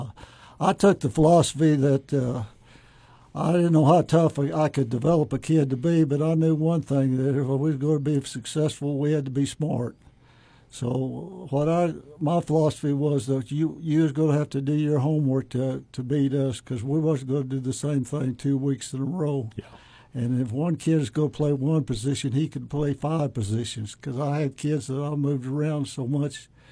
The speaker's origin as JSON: {"language": "English", "town": "Thomas", "region": "Oklahoma", "country": "United States", "tie": "born or raised there", "lives_now": "Weatherford, United States", "said": "I grew up in Thomas, which is 20 miles north in, in Custer County"}